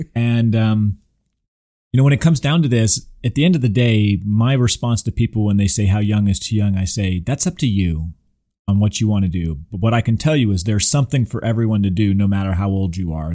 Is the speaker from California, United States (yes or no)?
yes; Southern California, United States; now in Houston, United States; I grew up in Southern California, going to Disneyland from a very, very young age.